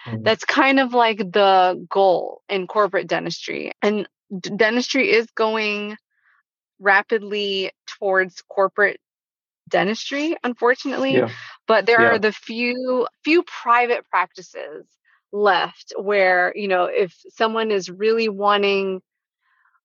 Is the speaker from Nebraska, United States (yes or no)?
no; Spring Lake, North Carolina, United States; that was my hometown